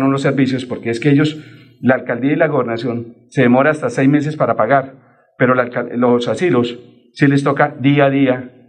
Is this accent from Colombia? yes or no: yes; Mogotes, Santander, Colombia; a los colombianos, a los santandereanos, a los bumangueses, a los florideños, gironeses, pedecuestanos, mogotanos, yo soy de Mogotes